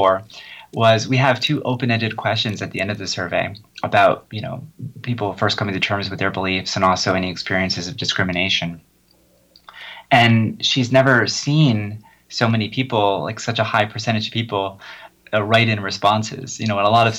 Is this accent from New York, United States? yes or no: no; New Jersey, United States; I grew up in New Jersey where no one really cared